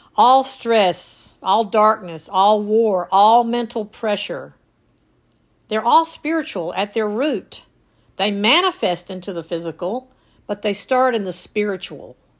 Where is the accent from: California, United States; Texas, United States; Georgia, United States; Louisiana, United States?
Georgia, United States; North; as a kid growing up in North Georgia